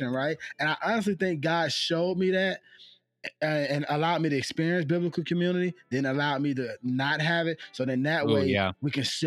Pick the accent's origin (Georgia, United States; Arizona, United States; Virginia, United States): Georgia, United States; moved away; when I was living in Georgia, I'm from Georgia, and I was fortunate enough to be stationed out there for the military.